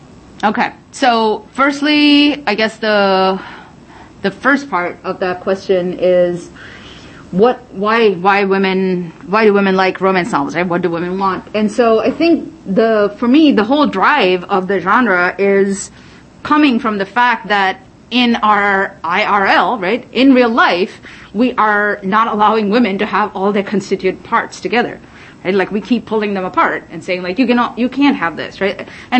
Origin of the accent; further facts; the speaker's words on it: United Arab Emirates; When I was a young man, a teenager in, growing up in the Middle East, in the United Arab Emirates, somehow they were in their library shelves.